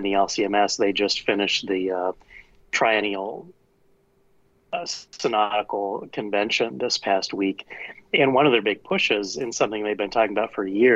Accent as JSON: {"language": "English", "country": "United States", "said": "I'm American. Family's been here over 400 years."}